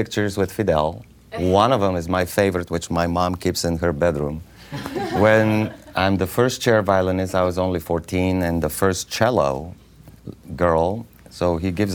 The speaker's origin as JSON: {"language": "English", "country": "Bulgaria", "second_language": "English", "moved": "yes", "said": "I'm from Bulgaria"}